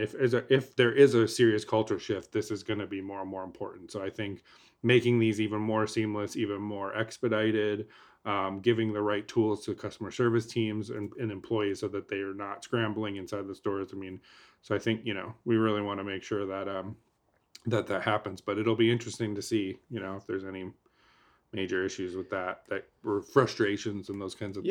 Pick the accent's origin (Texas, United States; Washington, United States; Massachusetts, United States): Texas, United States; I came from Texas, a lot more lax. From like a mandate perspective. Mm-hmm. So I've only been in Oregon for like a week